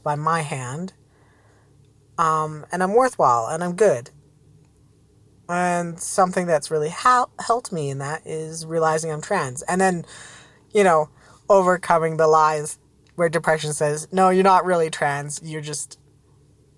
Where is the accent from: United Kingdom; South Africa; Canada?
Canada; Alberta; I'm from Alberta, Canada, pretty high up north.